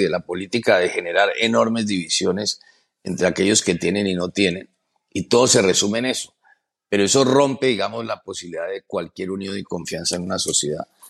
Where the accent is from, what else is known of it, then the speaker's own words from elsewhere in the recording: Colombia; moved away as an adult; also born or lived in Philadelphia, United States; now in United States; yo soy un colombiano común y corriente